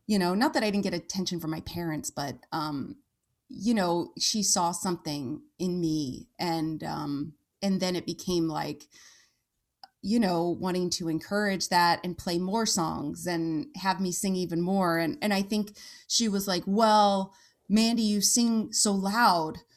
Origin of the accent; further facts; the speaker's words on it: Santa Clarita, California, United States; moved away; I grew up in Southern California